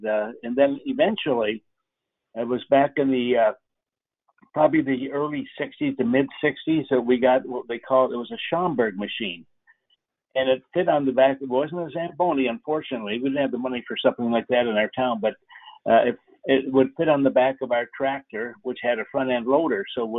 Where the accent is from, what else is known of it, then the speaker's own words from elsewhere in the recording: Fort Erie, Ontario, Canada; moved away; I grew up in Fort Erie, Ontario, which is a border town right across from Buffalo, New York.